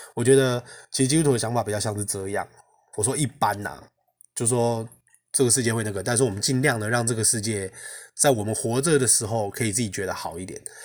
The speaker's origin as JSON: {"language": "Chinese", "country": "Taiwan", "said": "我们台湾人"}